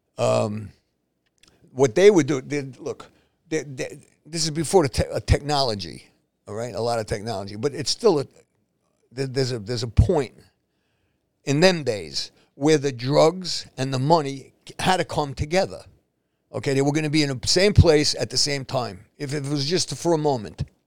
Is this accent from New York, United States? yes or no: yes; New York City, New York, United States; moved away as an adult; now in New Jersey, United States; I'm born and raised in Spanish Harlem